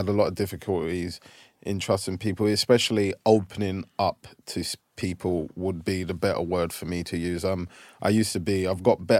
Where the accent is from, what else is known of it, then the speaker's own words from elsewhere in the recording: England, United Kingdom; Whereas growing up in England, when I was playing, like, sometimes people would hang out